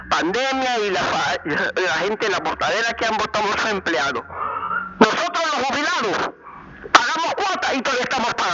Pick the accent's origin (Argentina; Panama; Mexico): Panama; Hay un porcentaje alto de panameños